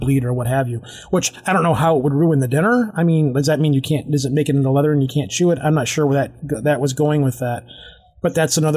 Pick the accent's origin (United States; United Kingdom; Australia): United States; Detroit, Michigan; I'm from Detroit. I'm from Michigan